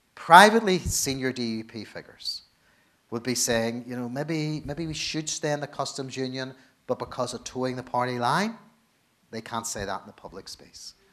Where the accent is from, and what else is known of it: Northern Ireland, United Kingdom